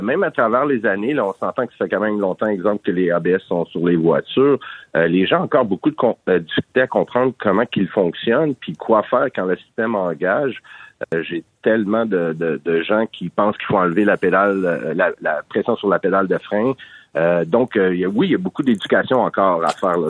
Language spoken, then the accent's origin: French; Montreal, Quebec, Canada; je suis de Montréal métropolitain